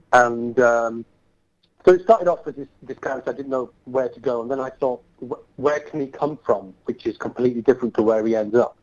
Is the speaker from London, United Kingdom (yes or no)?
no; Bradford, Yorkshire and the Humber, United Kingdom; I want to bring it to my hometown